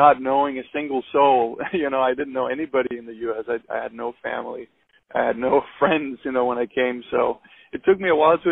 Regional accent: Copenhagen, Capital Region of Denmark, Denmark; moved away as an adult; now in United States; I grew up in Copenhagen, Denmark

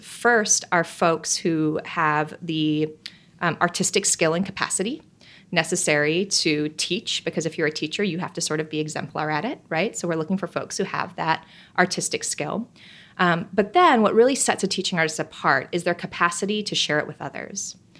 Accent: Milwaukee, Wisconsin, United States; I grew up in Milwaukee, Wisconsin, just a suburb north of Milwaukee

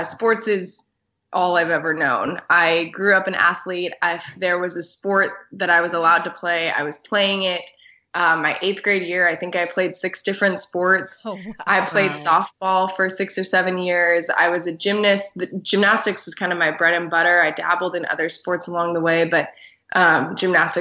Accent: San Diego, California, United States; moved away as an adult; now in Portland, United States; born and raised in San Diego, California. So I'm a West Coast native

